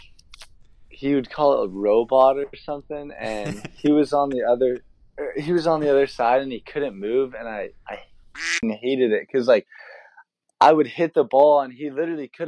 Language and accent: English; San Diego, California, United States; I'm from San Diego